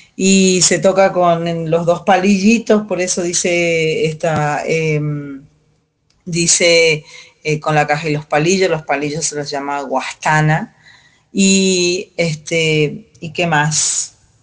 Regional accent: Calchaquí Valleys, Salta, Argentina; coplera de Salta, norte de Argentina, valles calchaquíes, Em, Andes, zona de 3.000 metros de altura en adelante. Eh, nací en ese espacio de la tierra

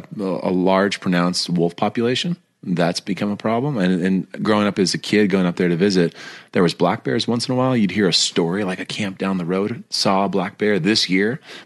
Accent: north of Chicago, Illinois, United States; moved away as an adult; now in Montana, United States; I grew up north of Chicago in between Milwaukee and Chicago, right on the line between. And so we're like 10 miles from the Wisconsin border.

